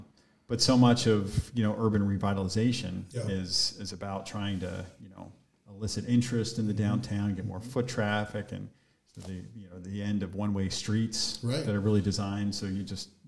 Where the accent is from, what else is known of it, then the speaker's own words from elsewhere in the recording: Philadelphia, Pennsylvania, United States; Growing up in Philadelphia